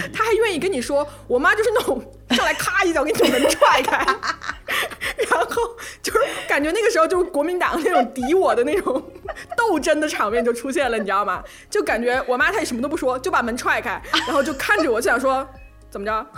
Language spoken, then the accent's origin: Chinese; Hunan, China; 我湖南人嘛